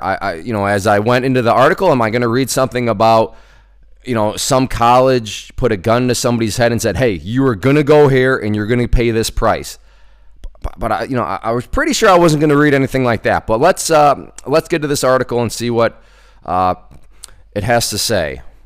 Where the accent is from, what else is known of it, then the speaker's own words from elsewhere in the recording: United States; I come from the United States